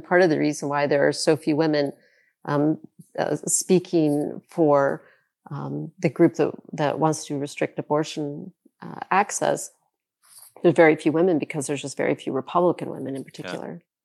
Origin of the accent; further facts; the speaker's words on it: South Carolina, United States; my home state of South Carolina